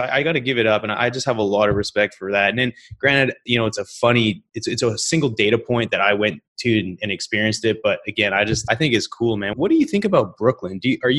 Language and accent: English; Canada; for me being Canadian, I mean, growing up Canadian is obviously a lot different than growing up in New York